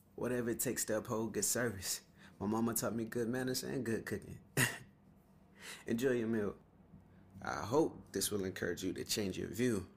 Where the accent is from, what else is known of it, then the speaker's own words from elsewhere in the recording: Atlanta, Georgia, United States; since I was a little boy growing up in Atlanta